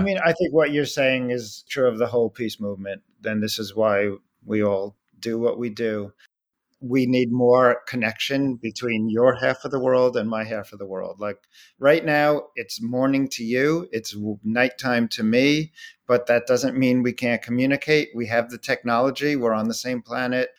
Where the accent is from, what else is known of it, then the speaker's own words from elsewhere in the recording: United States; an American Jew whose grandparents were in the Holocaust